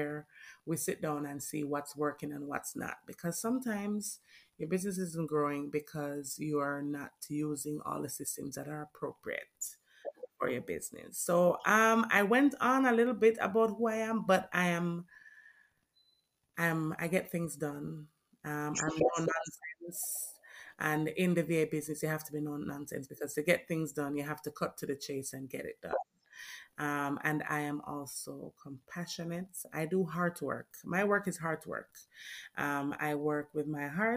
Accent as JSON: {"language": "English", "country": "Jamaica", "tie": "born or raised there", "said": "I'm Jamaican born."}